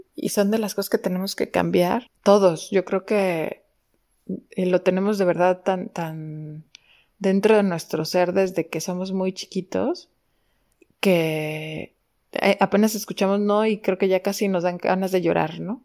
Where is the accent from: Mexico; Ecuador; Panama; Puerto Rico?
Mexico; como buenos mexicanos